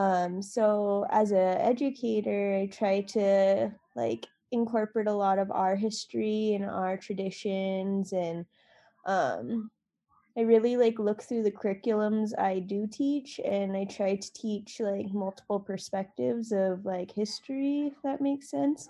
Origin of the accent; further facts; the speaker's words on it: Rocky Boy, Montana, United States; also born or lived in Santa Cruz, California / Box Elder, Montana; I grew up in Rocky Boy and, like, I learned a lot about Native Americans